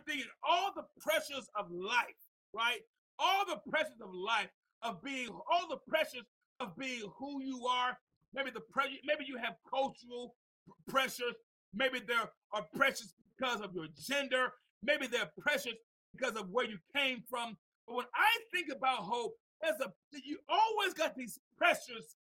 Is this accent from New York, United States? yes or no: yes; Mount Vernon, New York, United States; also born or lived in Tuscaloosa, Alabama; I came from Mount Vernon, New York, to visit my grandmother in Tuscaloosa, Alabama